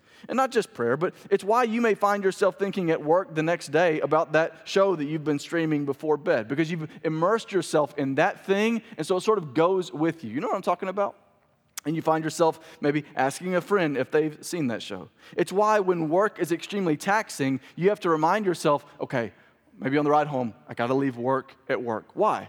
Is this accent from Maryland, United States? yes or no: no; Clinton, Mississippi, United States; also born or lived in Birmingham, Alabama / New Orleans; I was raised in Mississippi, but I call Birmingham, Alabama home. It's very confusing. We moved a lot. But I was born and raised in Mississippi. Also spent a couple years in New Orleans as a young child.